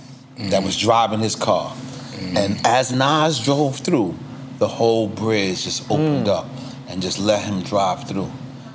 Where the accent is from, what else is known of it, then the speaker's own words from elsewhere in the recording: New York City, New York, United States; I'm not from Queensbridge. I'm from Left Rack.